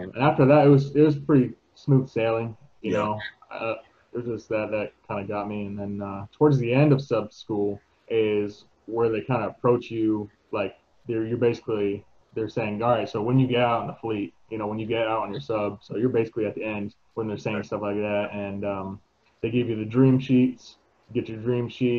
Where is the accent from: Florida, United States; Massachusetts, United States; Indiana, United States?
Florida, United States; moved away as an adult; also born or lived in Washington; I grew up in Florida